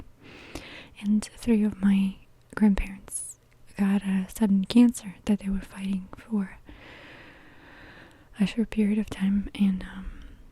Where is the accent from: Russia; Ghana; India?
Russia; Lipetsk, Lipetsk Oblast; I grew up in a small town that's called Lipetsk